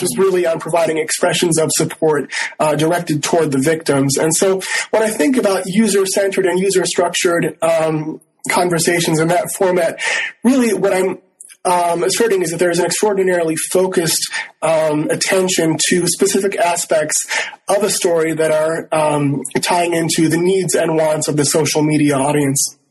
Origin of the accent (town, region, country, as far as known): Rochester, Minnesota, United States; born or raised there; also born or lived in Northfield, Minnesota